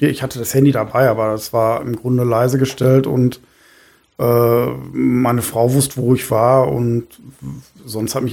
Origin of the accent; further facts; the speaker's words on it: Germany; ich äh, als Friese